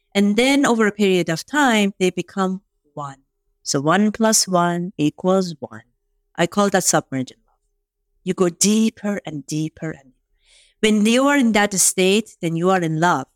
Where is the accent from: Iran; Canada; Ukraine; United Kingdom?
Iran; first language Farsi; English is a second language; moved away as an adult; now in United States; I grew up in Iran